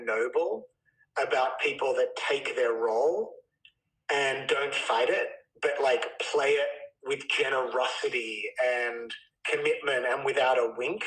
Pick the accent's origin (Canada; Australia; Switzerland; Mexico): Australia; moved away as an adult; now in United States; being Australian and sort of growing up in a culture that was a bit like, everything's chill